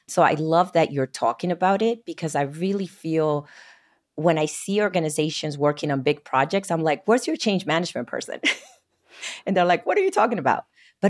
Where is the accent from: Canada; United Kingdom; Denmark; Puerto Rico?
Puerto Rico; moved away as an adult; now in New Jersey, United States; I grew up in Puerto Rico, but moved to New Jersey, and I've been here actually for 12 years as well.